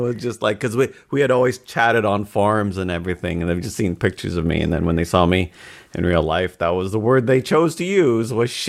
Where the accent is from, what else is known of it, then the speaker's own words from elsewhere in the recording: Canada; I'm Canadian